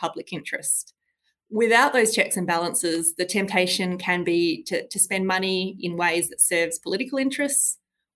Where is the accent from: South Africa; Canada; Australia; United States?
Australia; As Australian citizens